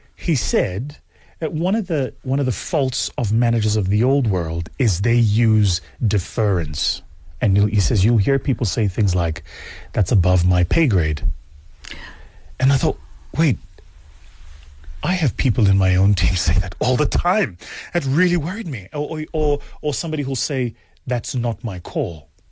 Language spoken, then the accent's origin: English; South Africa; as a South African, it's not the model of management I was taught